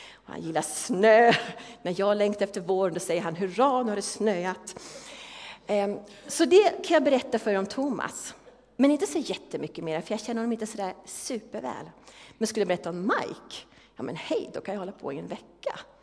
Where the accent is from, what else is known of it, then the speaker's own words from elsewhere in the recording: Järfälla, Stockholm County, Sweden; moved away; Järfälla, där jag kommer ifrån